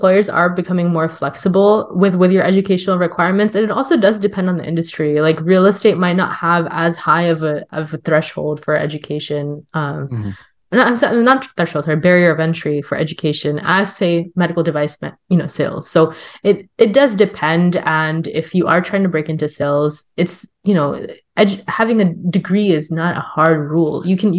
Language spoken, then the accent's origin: English; California, United States; I'm from California, and you would think, oh yeah, California is so liberal